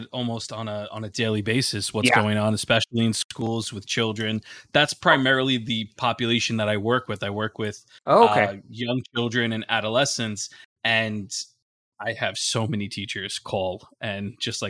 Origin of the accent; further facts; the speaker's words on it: Brooklyn, New York, United States; I myself, growing up in Brooklyn, New York, like mental health was not a thing at all that was talked about.